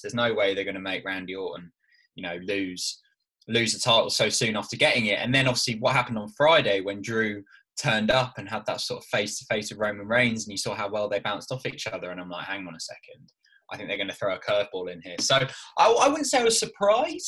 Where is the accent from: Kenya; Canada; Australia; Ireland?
Ireland; I am Irish